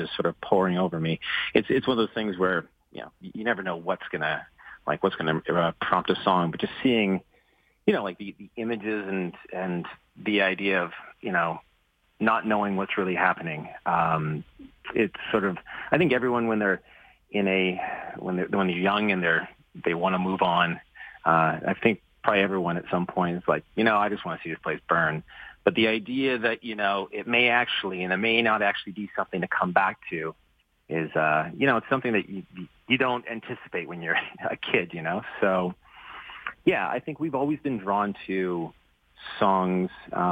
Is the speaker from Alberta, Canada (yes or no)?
yes; Edmonton, Alberta, Canada; also born or lived in Fort McMurray; I was born in Edmonton, but I was moved up to Fort McMurray when I was about in high school